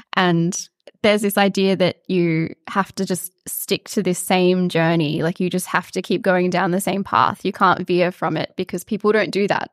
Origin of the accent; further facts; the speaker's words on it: Mareeba, Queensland, Australia; now in Melbourne, Australia; I'm from a tiny little country town in far north Queensland, which I'm guessing most people would never, ever have heard of, but it's called Moreeba.